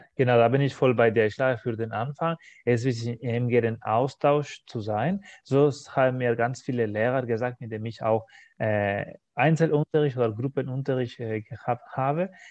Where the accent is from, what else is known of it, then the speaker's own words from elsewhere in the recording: Spain; first language Spanish; German is a second language; wir kennen das so als Spanier, als Muttersprache von dieser spanischen Sprache